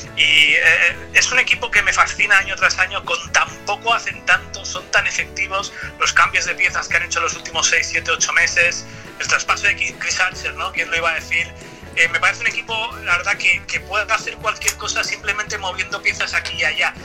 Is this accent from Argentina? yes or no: no; Spain